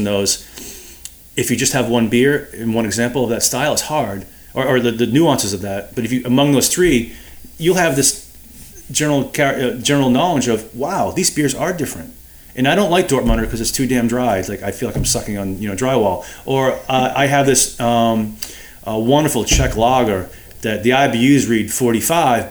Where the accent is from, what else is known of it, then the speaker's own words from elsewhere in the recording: Boston, Massachusetts, United States; I'm from Boston